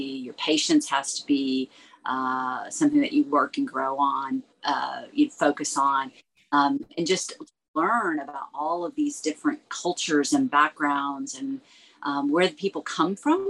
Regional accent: United States; as an American speaking rapid fire English

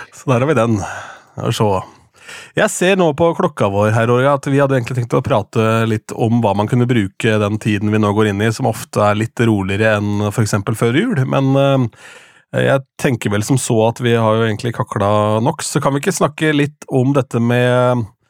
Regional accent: Askim, Østfold, Norway; hjemme i Askim

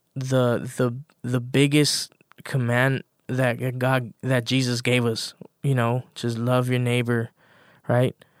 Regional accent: Los Angeles, California, United States; I grew up in South LA.

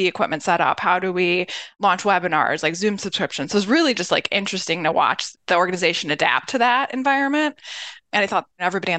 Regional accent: Cleveland, Ohio, United States; also born or lived in Philadelphia, Pennsylvania / Columbus, Ohio; My family moved when I was about 3 or 4, so I do claim Cleveland

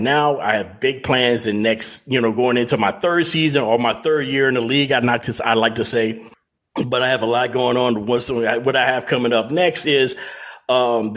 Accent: Louisiana, United States; I'm from Louisiana

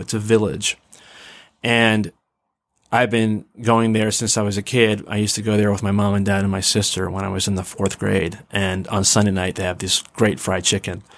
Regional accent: Mount Vernon, Ohio, United States; also born or lived in Pittsburgh, Pennsylvania / Massachusetts; I went from inner city Pittsburgh to a tiny little town called Mount Vernon

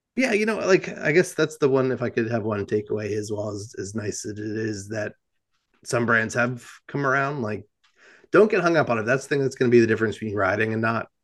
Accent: New Jersey, United States; I'm from New Jersey

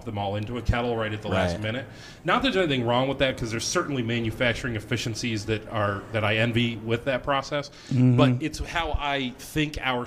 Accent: Northeast Ohio, United States; now in Rochester, United States; I'm from Northeast Ohio

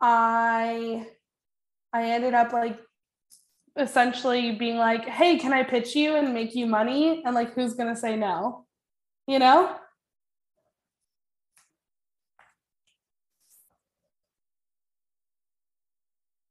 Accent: San Francisco Bay Area, California, United States; also born or lived in Boulder, Colorado; I'm from the Bay Area

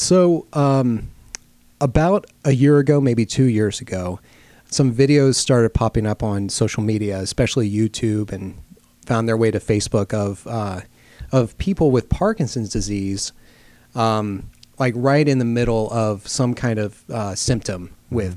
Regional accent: Lake Charles, Louisiana, United States; I grew up reading our uh, daily newspaper in my hometown of Lake Charles, mm-hmm. Louisiana

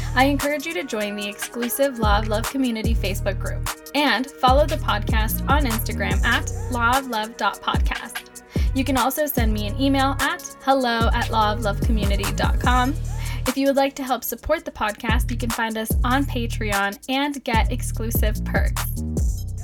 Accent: Mexico; moved away; coming back to my hometown in Mexico

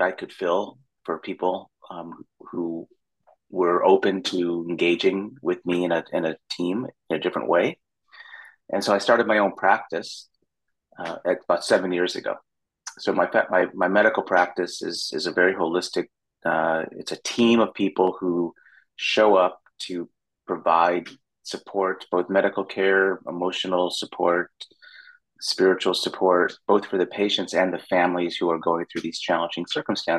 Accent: Chicago, Illinois, United States; now in San Diego, United States; I'm originally from Chicago

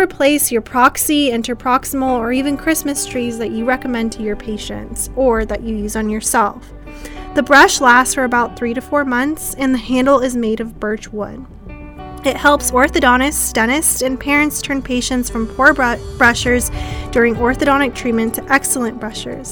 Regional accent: United States; accent: American; back to my American accent.

